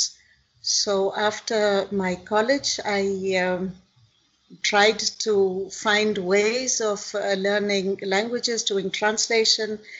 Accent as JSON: {"language": "English", "town": "Mumbai", "region": "Maharashtra", "country": "India", "tie": "born or raised there", "also_born_or_lived": "Bangalore / Italy", "moved": "as an adult", "lives_now": "Germany", "said": "I was born in Bombay. I come from Maharashtra. And I did my schooling mostly in Bombay and just 3-4 years in Bangalore"}